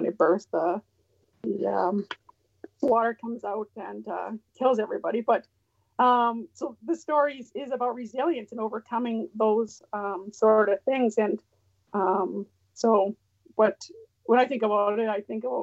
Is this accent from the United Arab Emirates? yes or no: no; Champagne and Aishihik First Nations, Yukon, Canada; I'm from the Champagne Ajax First Nation in the Yukon, Southern Toshone